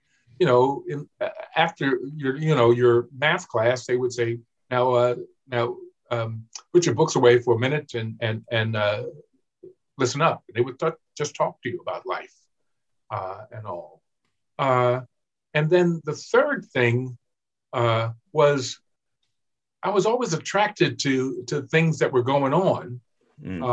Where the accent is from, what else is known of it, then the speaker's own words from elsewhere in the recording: Baltimore, Maryland, United States; I grew up in Sandtown, Winchester, where Freddie Gray was killed